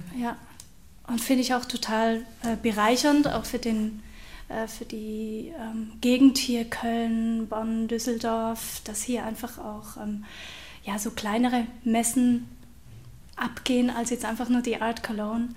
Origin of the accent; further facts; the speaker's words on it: Aargau, Switzerland; accent: Aargauer Dialekt; also born or lived in near Bern; now in Germany; ich habe einen Aargauer Dialekt